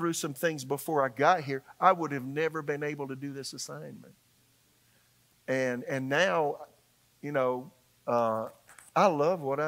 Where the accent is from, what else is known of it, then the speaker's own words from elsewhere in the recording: Florence, South Carolina, United States; moved away as an adult; also born or lived in Tulsa, Oklahoma; now in Raleigh, United States; in my hometown in Florence, South Carolina